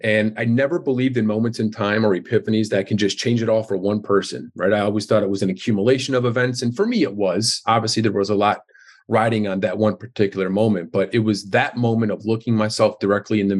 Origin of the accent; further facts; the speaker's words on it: Darien, Illinois, United States; now in Chicago, United States; I grew up in Darien, Illinois, which is a suburb of Chicago, which I live in downtown Chicago right now.